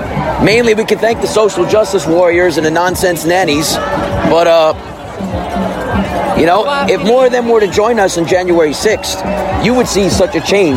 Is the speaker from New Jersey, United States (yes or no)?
yes; New Jersey, United States; I'm from Jersey. Well, what I could tell you is at the Capitol building in Trenton, where we all were several months ago, there wasn't nearly as many.